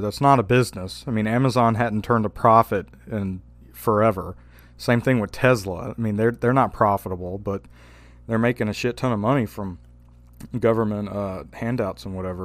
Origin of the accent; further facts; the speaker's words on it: Louisiana, United States; I'm from Louisiana